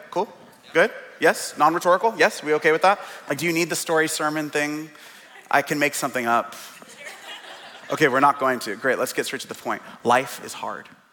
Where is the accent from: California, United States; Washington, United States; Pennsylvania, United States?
Washington, United States; Seattle; now in Portland, United States; It's being born and raised in Seattle. I was born in the Central District